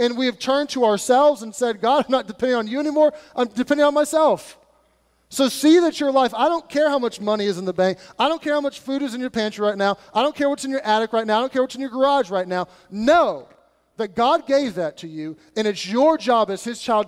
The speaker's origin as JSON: {"language": "English", "country": "United States", "said": "us being American"}